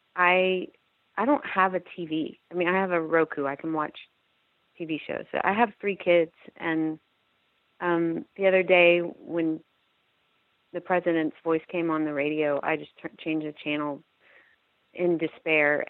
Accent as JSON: {"language": "English", "town": "Austin", "region": "Texas", "country": "United States", "said": "I'm from Austin, Texas"}